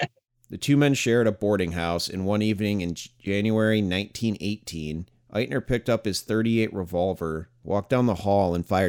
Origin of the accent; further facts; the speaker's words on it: small town upstate New York, United States; small town upstate New York.